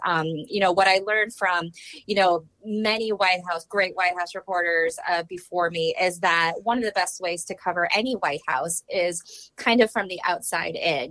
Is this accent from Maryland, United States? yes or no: no; Iowa City, Iowa, United States; moved away as an adult; also born or lived in New Jersey; now in Washington, D.C., United States; my hometown of Iowa City